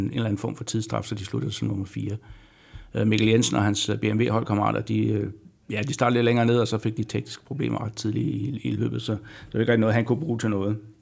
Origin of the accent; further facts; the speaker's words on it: Denmark; som dansker